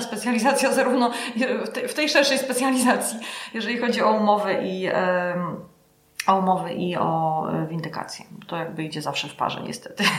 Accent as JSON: {"language": "Polish", "town": "Gliwice", "region": "Silesian Voivodeship", "country": "Poland", "also_born_or_lived": "Kraków", "moved": "as an adult", "lives_now": "Łódź, Poland", "said": "ja jestem z Gliwice"}